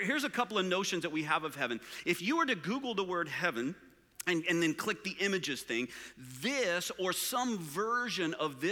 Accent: Permian Basin, West Texas and eastern New Mexico, United States; I grew up in West Texas and eastern New Mexico area in a place called the Permian Basin

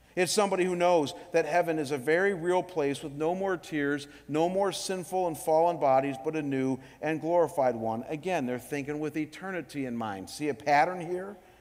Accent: Cleveland, Ohio, United States; my hometown in Cleveland

